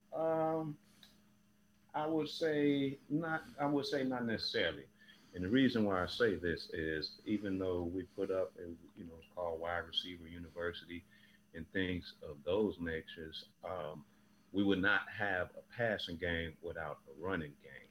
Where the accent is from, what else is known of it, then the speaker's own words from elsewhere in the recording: Chicago, Illinois, United States; also born or lived in Wyoming; now in Houston, United States; I'm originally from Chicago, but I've been in Houston the last few years